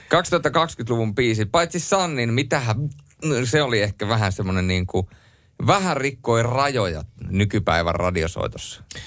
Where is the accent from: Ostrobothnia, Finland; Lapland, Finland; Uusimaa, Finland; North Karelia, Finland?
Lapland, Finland; Rovaniemi; ei se Rovaniemeltä tule, mistä minä olen kotoisin